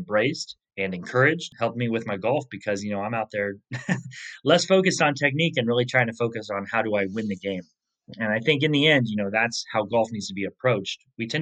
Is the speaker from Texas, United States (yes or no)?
no; Medford, Oregon, United States; the course I grew up on in Medford, Oregon